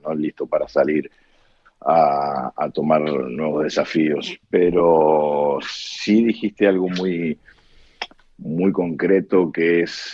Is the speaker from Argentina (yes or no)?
yes; Argentina; moved away as an adult; soy argentino